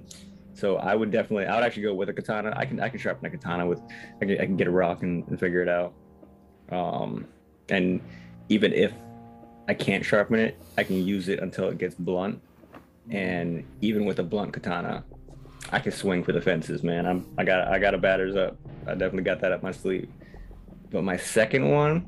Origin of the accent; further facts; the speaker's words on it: Hawaii, United States; I'm from Hawaii